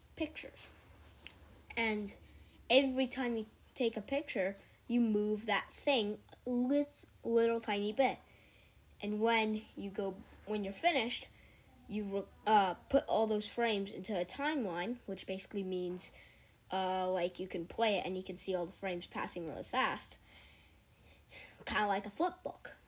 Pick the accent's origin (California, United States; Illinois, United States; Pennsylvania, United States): California, United States; I'm 11 years old, and yeah, I'm from California.